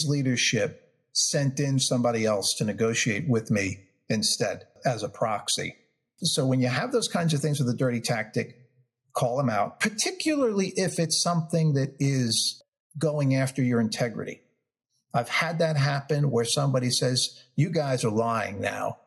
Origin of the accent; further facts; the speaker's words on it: New York, United States; I'm from New York, so I have, you know, grew up with kind of a quick fuse on things